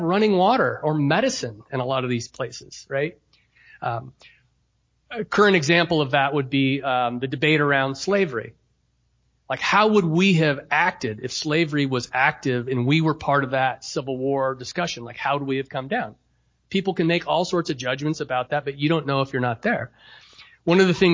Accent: United States; The cultural air I'm breathing as an American is comfortable.

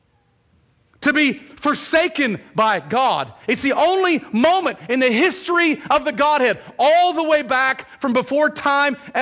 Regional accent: Texas, United States; now in Oregon, United States; as a Texan

